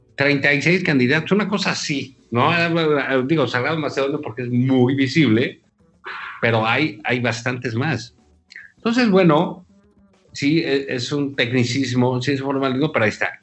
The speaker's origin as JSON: {"language": "Spanish", "country": "Mexico", "said": "como mexicanos"}